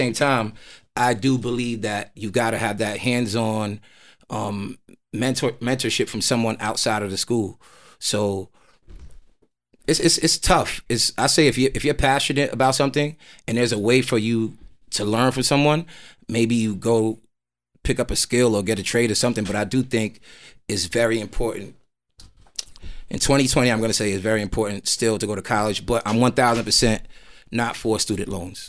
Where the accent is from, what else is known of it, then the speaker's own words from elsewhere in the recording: New York City, New York, United States; I'm a Nigerian American, Nigerian blood, both my parents, um, raised in New York, Queens, Jamaica, Queens